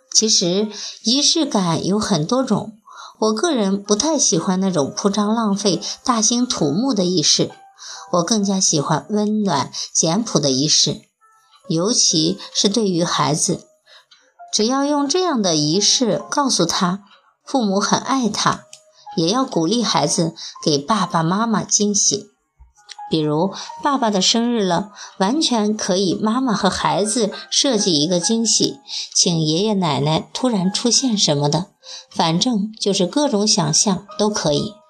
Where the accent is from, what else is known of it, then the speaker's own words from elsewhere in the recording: China; 我们中国人从小接受的教育是含蓄不要张扬